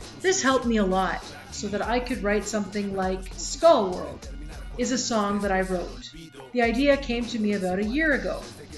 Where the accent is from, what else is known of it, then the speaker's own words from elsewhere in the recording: San Luis Potosí, Mexico; I am from San Luis Potosí, and there they use peyote.